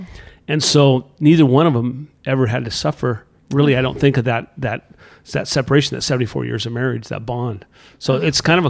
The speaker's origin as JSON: {"language": "English", "town": "Morro Bay", "region": "California", "country": "United States", "tie": "born or raised there", "said": "I grew up in Morro Bay, California."}